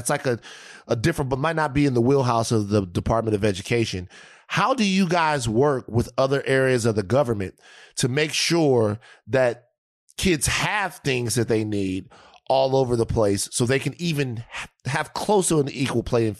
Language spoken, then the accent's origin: English; Louisiana, United States; also born or lived in South Carolina; I'm from Louisiana and South Carolina, a place where I have a lot of friends and relatives